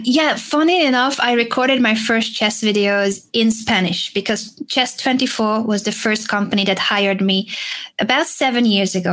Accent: Hungary; English is a second language; moved away as an adult; also born or lived in Madrid, Spain; I was born in Hungary

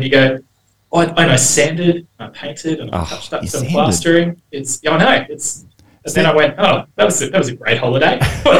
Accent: Queensland, Australia; As a Queenslander

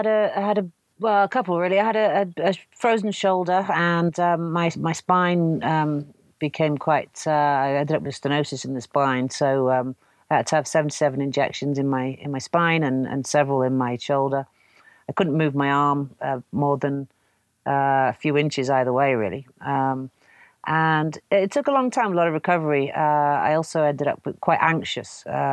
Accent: Canada; born there; I was born in Canada and I wanted to see what the prairies were like.

